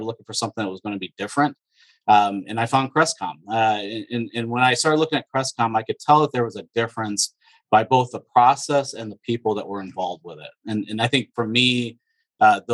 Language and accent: English; Michigan, United States; moved away as an adult; now in Northeast Ohio, United States; originally I was born and raised in Michigan. So I'm a transplant here to Ohio. So moved down here to Northeast Ohio about 8 years ago